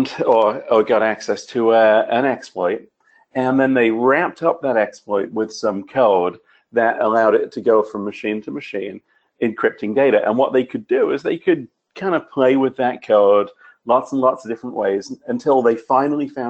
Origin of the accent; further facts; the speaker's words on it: United Kingdom; I'm a Brit